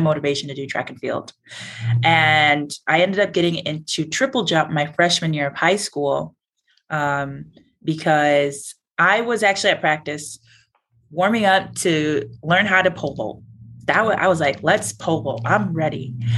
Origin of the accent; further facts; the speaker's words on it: Illinois, United States; I'm from Illinois